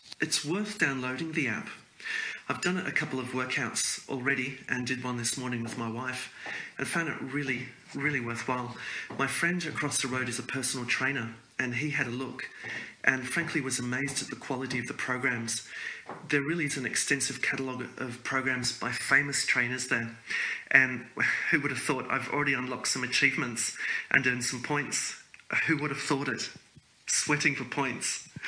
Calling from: Hobart, Tasmania, Australia; I'm calling in from Hobart in Tasmania.

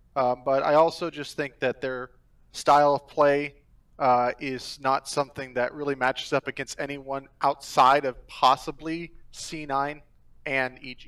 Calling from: Buffalo, New York, United States; I'm calling from Buffalo, New York.

